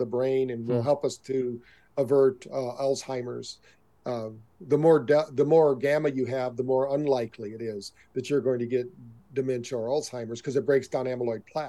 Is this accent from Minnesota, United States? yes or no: no; Michigan, United States; I grew up around in Michigan